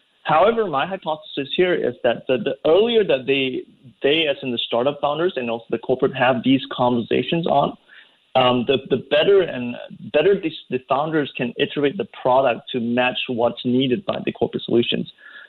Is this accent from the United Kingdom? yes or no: no; Malaysia; No, I'm from Malaysia.